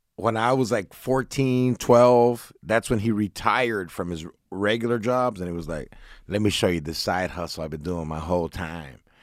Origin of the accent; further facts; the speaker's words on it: Orange, California, United States; I grew up in Orange County, Southern California.